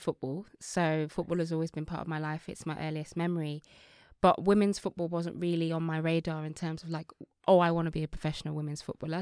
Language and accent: English; Birmingham, West Midlands, United Kingdom; also born or lived in Nigeria; a young girl from Birmingham